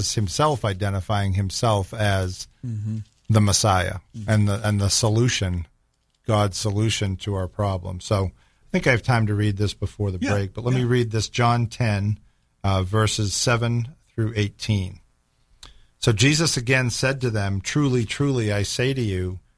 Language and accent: English; Boston, Massachusetts, United States; I'm from Boston